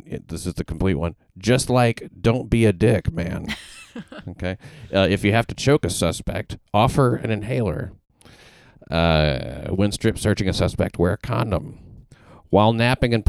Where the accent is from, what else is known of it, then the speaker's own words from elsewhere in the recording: the South, United States; as somebody from the South